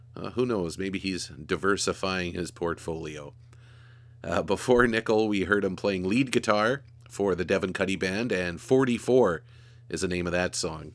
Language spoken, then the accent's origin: English; Churchill, Manitoba, Canada; I was from Churchill